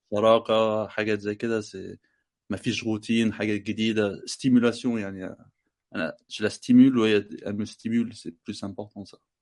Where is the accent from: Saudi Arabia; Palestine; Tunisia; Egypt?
Egypt; now in France; انا بفهم مغرب مغربي بس انا مصري